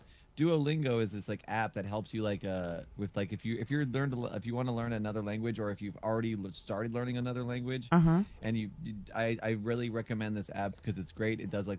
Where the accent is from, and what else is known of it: England, United Kingdom